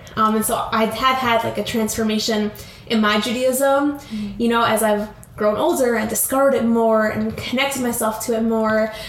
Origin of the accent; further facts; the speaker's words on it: Albany, New York, United States; We're originally from Albany, New York, which is upstate New York